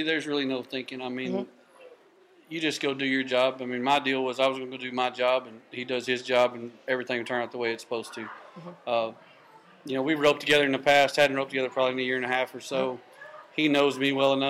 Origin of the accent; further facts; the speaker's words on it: Livingston, Texas, United States; I'm from Livingston, Texas